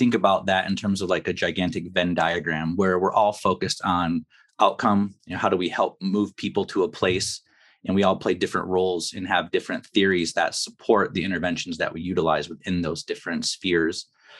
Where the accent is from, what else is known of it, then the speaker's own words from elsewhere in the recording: Kalamazoo, Michigan, United States; I grew up here in Kalamazoo and had a rough go with it at high school and somehow managed to weasel my way into college.